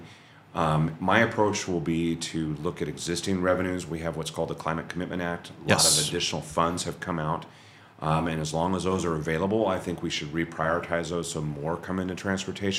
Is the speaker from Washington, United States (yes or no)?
yes; Chehalis, Washington, United States; also born or lived in Seattle, Washington; born and raised in Chehalis, Washington, just about 30 miles south of here